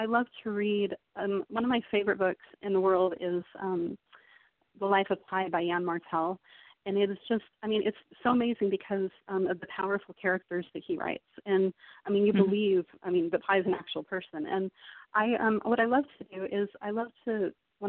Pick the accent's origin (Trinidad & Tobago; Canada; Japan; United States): United States; Salt Lake City, Utah; moved away; I'm from Salt Lake City originally in Utah. But I've traveled quite a lot in the military.